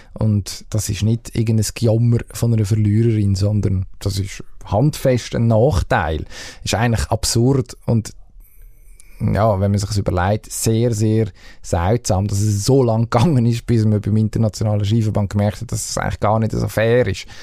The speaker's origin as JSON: {"language": "German", "country": "Switzerland", "said": "als Schweizer Sportfan"}